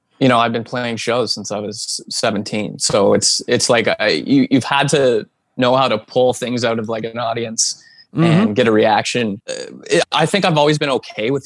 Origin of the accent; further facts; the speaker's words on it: New Hamburg, Ontario, Canada; my hometown of New Hamburg